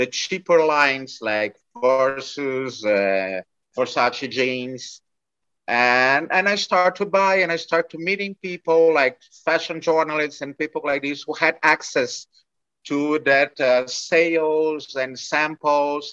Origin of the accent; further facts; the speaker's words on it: Brazil; English is a second language; also born or lived in France; I was coming from Brazil